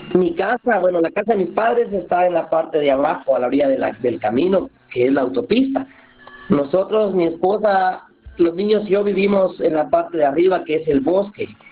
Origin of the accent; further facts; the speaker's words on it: Santa Lucía Milpas Altas, Sacatepéquez, Guatemala; yo soy de, yo soy de aquí de Santa Lucía, mi Pasalta, se llama el pueblo, queda cerca de Antigua Guatemala